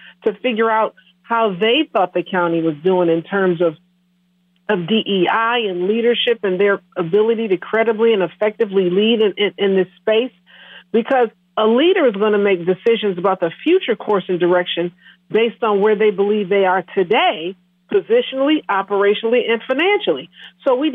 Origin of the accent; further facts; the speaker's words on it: Milwaukee, Wisconsin, United States; also born or lived in Menomonie, Wisconsin / Oshkosh, Wisconsin; I was born and raised in Milwaukee, Wisconsin